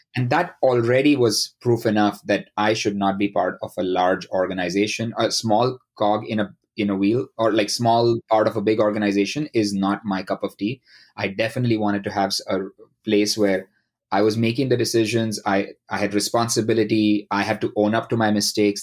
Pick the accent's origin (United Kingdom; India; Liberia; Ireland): India; moved away as an adult; now in United States; I grew up uh, in India.